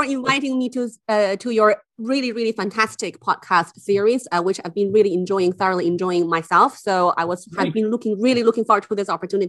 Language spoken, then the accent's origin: English; Beijing, China; English is a second language; moved away as an adult; also born or lived in Harbin, China / London / Durham; now in Dublin, Ireland; And then actually when I was quite young, we moved to Beijing. So I actually grew up in Beijing